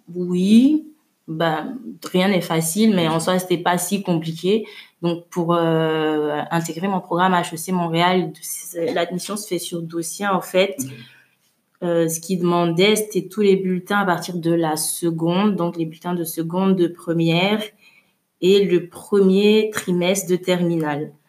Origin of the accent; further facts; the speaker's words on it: Abidjan, Côte d’Ivoire; also born or lived in Suresnes, France / Lomé, Togo; je suis née en France, mais j'ai grandi à Abidjan